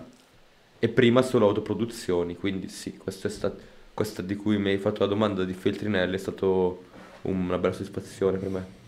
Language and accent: Italian; Como, Lombardy, Italy; Io sono di Como